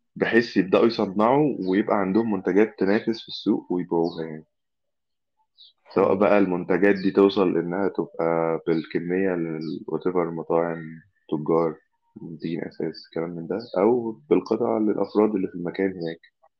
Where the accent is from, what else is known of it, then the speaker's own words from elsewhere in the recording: Egypt; دي زي دمياط كده عندنا في مصر